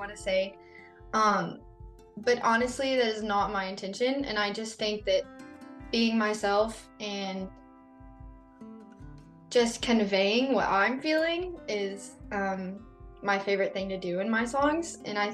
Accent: Idalou, Texas, United States; he's from my hometown

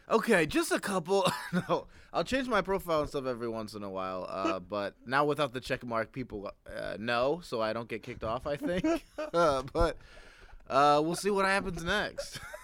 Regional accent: Ohio, United States; I'm from Ohio

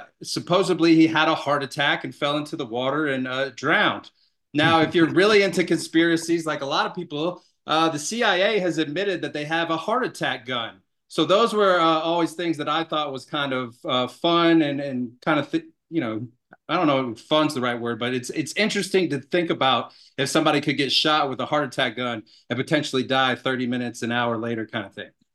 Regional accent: Atlanta, Georgia, United States; moved away as an adult; also born or lived in Savannah, Georgia; now in Colorado, United States; I grew up in Atlanta, Georgia, ended up, uh, living most of my life in Savannah, Georgia

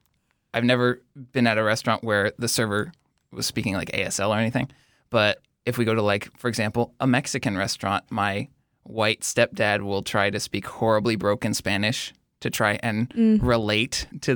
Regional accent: Kuwait; born there; so I was born in Kuwait, which is a tiny country in the Middle East right next to Iraq.

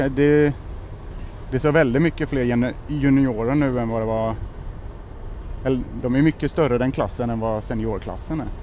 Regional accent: Lerum, Västra Götaland, Sweden; moved away as an adult; now in Svalöv, Sweden; jag kommer från Stenkullen lite utanför Lerum

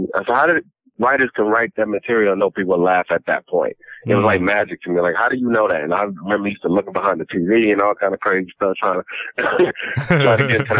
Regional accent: Los Angeles, California, United States; growing up in South Central

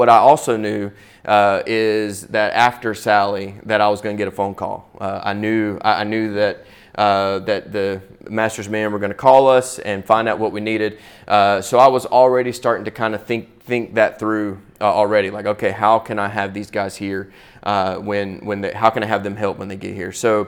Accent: Pensacola, Florida, United States; I'm from Pensacola, Florida.

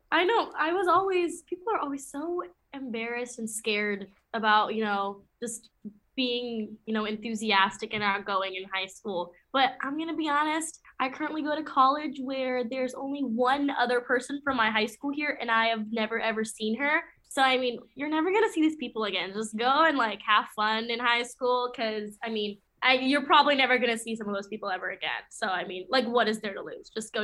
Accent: Michigan, United States

